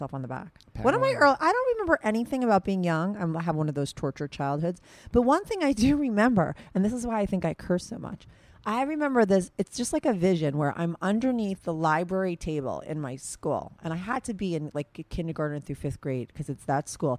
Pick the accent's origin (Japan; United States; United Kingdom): United States; Paramus, New Jersey; I'm from Paramus